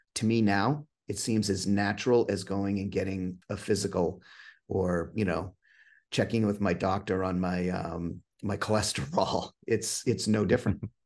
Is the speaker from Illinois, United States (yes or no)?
no; New Hampshire, United States; also born or lived in Massachusetts; I'm actually from New Hampshire. I grew up in Massachusetts for half my life and spent the rest here in New Hampshire